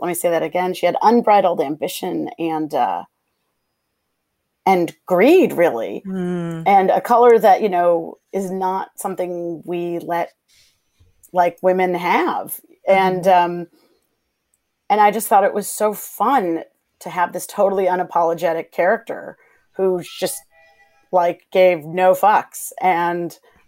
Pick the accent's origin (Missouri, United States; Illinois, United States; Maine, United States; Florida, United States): Illinois, United States; Chicago; I'm a Midwestern gal, but I'm from Chicago